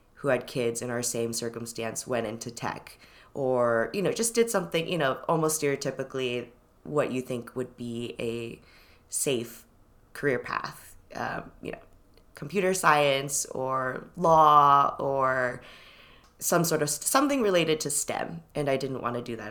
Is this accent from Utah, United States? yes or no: no; Irvine, California, United States; also born or lived in Shanghai, China / Los Angeles, California / San Gabriel Valley, California; now in Brooklyn, United States; We first landed in L A, in Inglewood, And then we sort of, like, moved around the suburb, San Gabriel Valley. And then when I was seven, we ended up in Irvine, and that's where I was until, until college